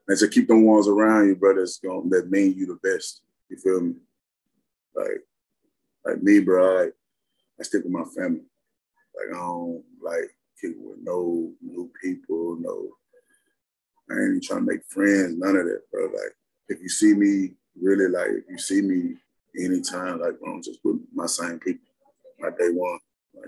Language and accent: English; Memphis, Tennessee, United States; I come from Memphis